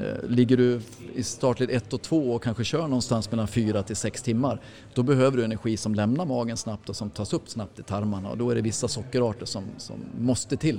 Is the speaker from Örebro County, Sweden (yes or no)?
no; Mora, Dalarna County, Sweden; jag är ju från Mora du vet så att jag är ju född och uppvuxen med Vasaloppet